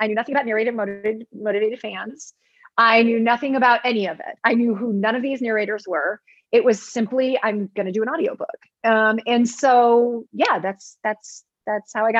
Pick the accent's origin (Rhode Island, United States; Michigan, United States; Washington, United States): Michigan, United States; I'm a Michigander